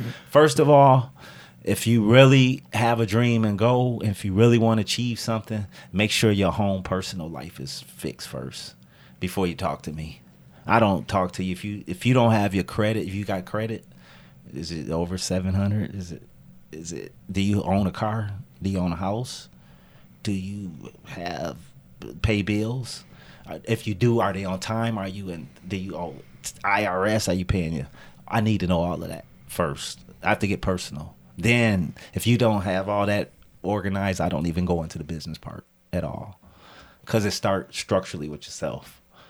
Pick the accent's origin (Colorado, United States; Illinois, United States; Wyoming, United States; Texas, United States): Illinois, United States; Rockford; and this is my hometown. I love Rockford